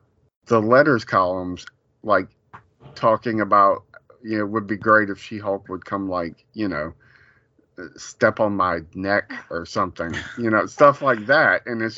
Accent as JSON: {"language": "English", "town": "New York City", "region": "New York", "country": "United States", "said": "Oh my God, that New Yorker! Like, I'm a New Yorker through and through."}